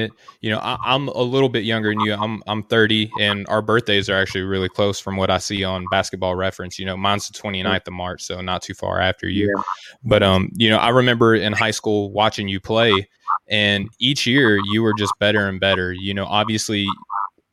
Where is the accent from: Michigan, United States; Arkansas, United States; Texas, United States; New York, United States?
Arkansas, United States; Conway; also born or lived in Russellville, Arkansas; grew up around the Conway area